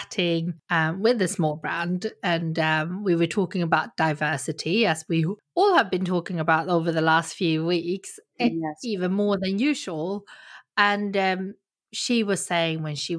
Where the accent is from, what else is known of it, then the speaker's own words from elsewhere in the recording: Sweden; moved away; also born or lived in South Korea; I'm adopted from Korea, so I grew up in Sweden